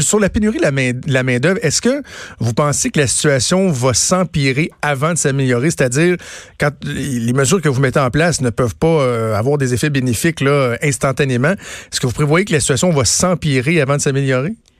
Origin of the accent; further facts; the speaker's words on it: Quebec, Canada; chez nous au Québec